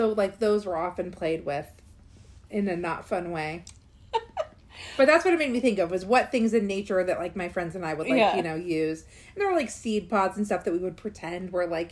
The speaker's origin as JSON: {"language": "English", "region": "California", "country": "United States", "tie": "born or raised there", "said": "I grew up in California"}